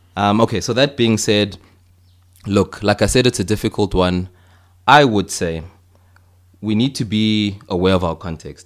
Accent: Johannesburg, Gauteng, South Africa; moved away as an adult; also born or lived in Cape Town; I'm from Johannesburg originally

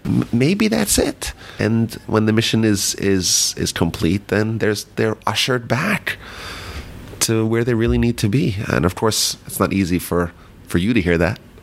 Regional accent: Muncie, New York, United States; we grew up in Muncie, New York.

